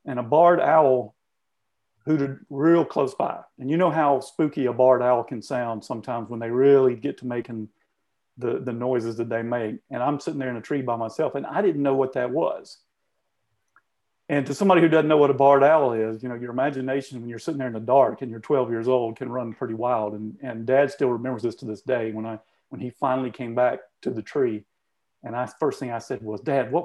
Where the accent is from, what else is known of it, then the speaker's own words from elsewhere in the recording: Southeast Georgia, United States; growing up in Southeast Georgia